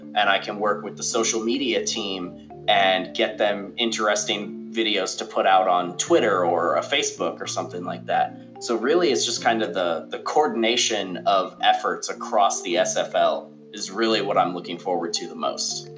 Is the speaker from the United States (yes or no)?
yes; Wisconsin, United States; moved away as an adult; now in Alabama, United States; I grew up in Wisconsin, but then I joined the military, and I've kind of been bounced around since then. I'm in Alabama now